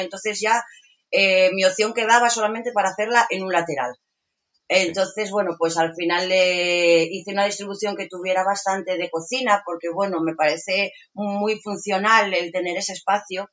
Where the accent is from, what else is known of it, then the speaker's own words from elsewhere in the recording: Asturias, Spain; soy de Asturias, eh, vivo actualmente en un pueblecito eh, en Villanueva de Santo Adriano